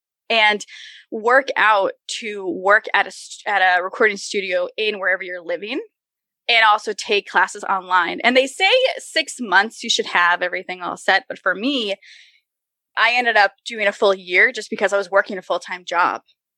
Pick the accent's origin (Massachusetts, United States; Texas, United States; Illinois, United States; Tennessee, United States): Massachusetts, United States; Worcester; now in Los Angeles, United States; I label Worcester as my hometown in Massachusetts because that's where I live the longest.